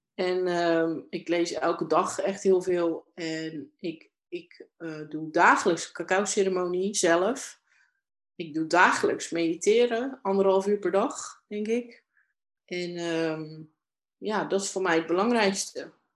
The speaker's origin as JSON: {"language": "Dutch", "town": "Domburg", "region": "Zeeland", "country": "Netherlands", "tie": "born or raised there", "said": "ik ben in Domburg opgegroeid, een kustplaatsje hier in Zeeland"}